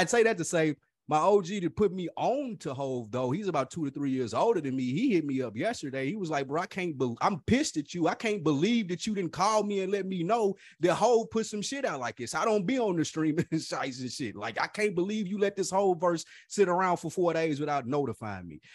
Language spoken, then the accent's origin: English; Nashville, Tennessee, United States; I was from Nashville too